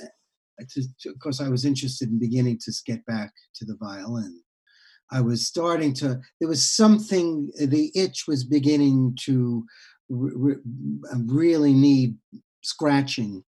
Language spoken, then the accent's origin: English; New York, United States; born or raised there; also born or lived in Heidelberg, Germany